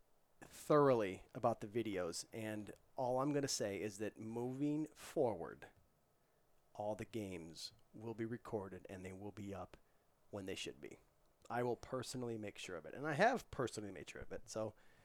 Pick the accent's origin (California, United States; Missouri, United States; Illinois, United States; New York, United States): Missouri, United States; St. Louis; that's my hometown. That's where I was from